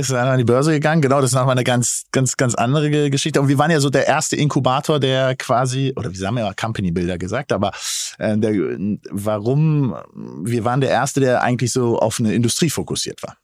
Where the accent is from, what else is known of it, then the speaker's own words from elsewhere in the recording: Berlin, Germany; als gebürtiger Berliner